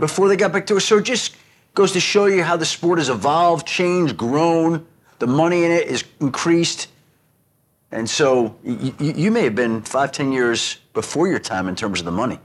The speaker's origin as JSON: {"language": "English", "region": "New York", "country": "United States", "tie": "born or raised there", "also_born_or_lived": "Denver, Colorado / Michigan / Illinois", "moved": "as an adult", "said": "Born and raised in New York. but moved out to Colorado in nineteen ninety"}